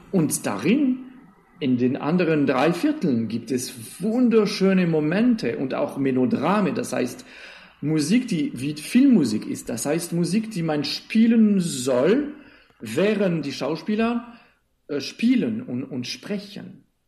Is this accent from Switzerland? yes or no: yes; Switzerland; Ich komme aus der Schweiz